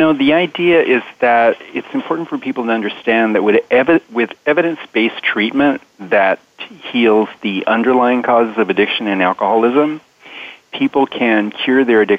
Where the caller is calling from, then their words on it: San Diego, California, United States; I'm calling from San Diego, California